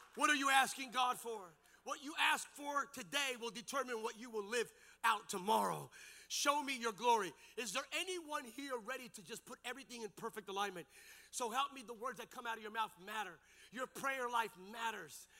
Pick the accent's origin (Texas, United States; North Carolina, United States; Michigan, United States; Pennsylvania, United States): Pennsylvania, United States; Lehigh Valley, Bethlehem, Allentown, Easton area; I grew up in the Lehigh Valley, Bethlehem, Allentown, Easton area